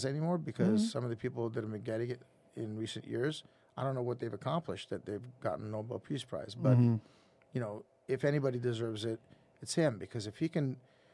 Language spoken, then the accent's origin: English; Lebanon; now in United States; I was born in Lebanon mm-hmm. during a civil war, and we had to leave Lebanon for obvious reasons